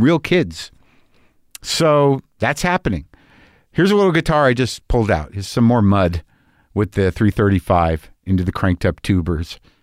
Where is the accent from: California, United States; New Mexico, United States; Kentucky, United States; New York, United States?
New Mexico, United States; Albuquerque; moved away; I was growing up in Albuquerque, New Mexico